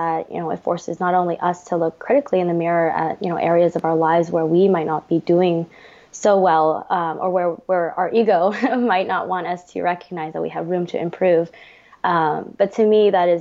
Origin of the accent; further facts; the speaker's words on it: United States; I am Vietnamese American and I am the daughter of two Vietnamese boat people